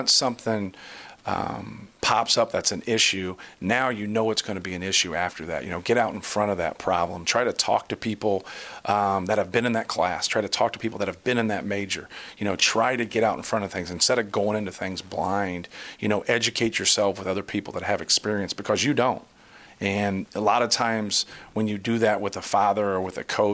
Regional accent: Muncie, Indiana, United States; I grew up in Muncie on Ball State's campus

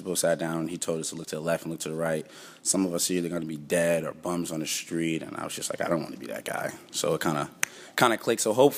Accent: Boston, Massachusetts, United States; I'm from Boston, Massachusetts. I'm a sophomore, and I play running back.

